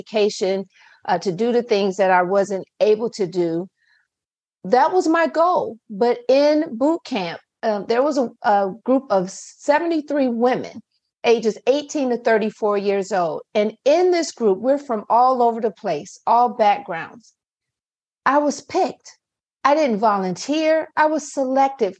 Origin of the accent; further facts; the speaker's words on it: Akron, Ohio, United States; moved away as an adult; now in Owings Mills, United States; although I reside right now in Owings Mills, Maryland, I'm originally from Akron, Ohio